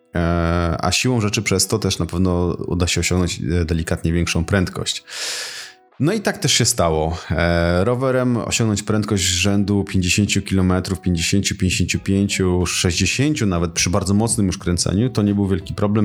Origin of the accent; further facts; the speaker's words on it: Tricity, Pomeranian Voivodeship, Poland; u nas w Trójmieście